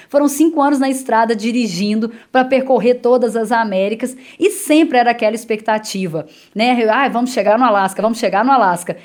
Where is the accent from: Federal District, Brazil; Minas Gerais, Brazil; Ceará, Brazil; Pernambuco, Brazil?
Minas Gerais, Brazil; Itaúna; accent: mineiro; moved away; o sotaque fica, eu sou da roça mesmo, sou de Itaúna, falo porta, puxo o R